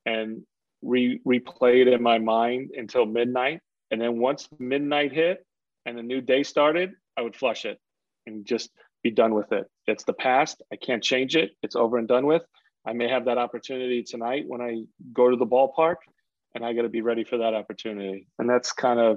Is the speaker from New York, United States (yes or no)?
yes; New York City, New York, United States; I grew up in Queens